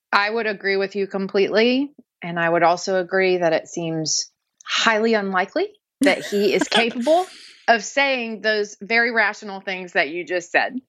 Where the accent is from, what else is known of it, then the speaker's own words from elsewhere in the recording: Dallas, Texas, United States; moved away as an adult; also born or lived in New Orleans, Louisiana; now in Pittsburgh, United States; I've lived in Pittsburgh for almost 10 years, but I'm originally from Dallas, Texas